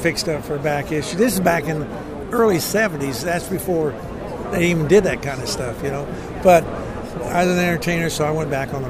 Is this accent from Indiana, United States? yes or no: yes; Indiana, United States; moved away; I'm from Indiana originally